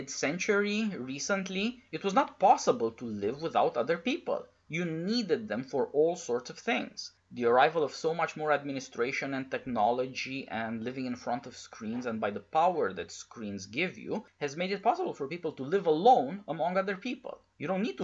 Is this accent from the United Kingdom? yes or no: no; Romania; I'm from Eastern Europe, from Romania